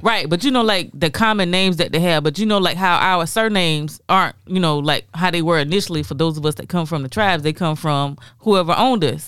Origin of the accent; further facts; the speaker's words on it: Florence, South Carolina, United States; I'm from Florence